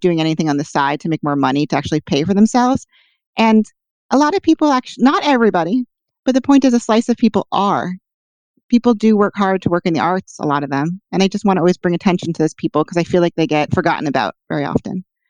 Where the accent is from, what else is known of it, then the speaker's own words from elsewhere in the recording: New York City, New York, United States; also born or lived in Boston; I also could live at home because I'm from Manhattan.